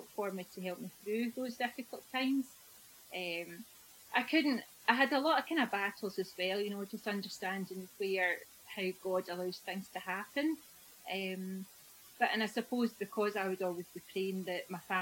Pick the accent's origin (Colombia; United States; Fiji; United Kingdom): United Kingdom; Prestwick, Scotland; I was brought up down in Prestwick in a loving, caring family